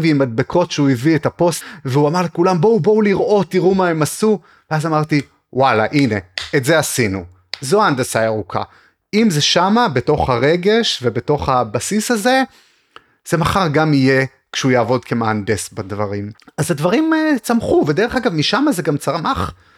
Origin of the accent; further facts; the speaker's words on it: Arad, Southern District, Israel; also born or lived in Beersheba; נולדתי וגדלתי בערד